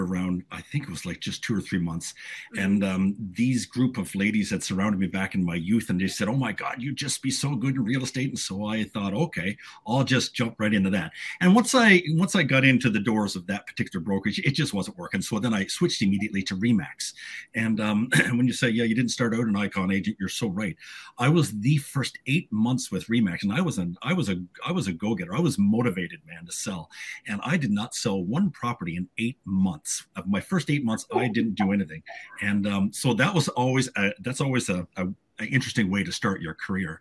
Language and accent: English; Newfoundland and Labrador, Canada; moved away as an adult; also born or lived in Whitehorse, Yukon; now in British Columbia, Canada; I was born and raised on the East Coast back in Newfoundland